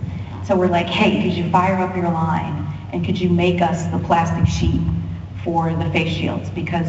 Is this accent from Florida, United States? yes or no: no; Ohio, United States; I'm from Ohio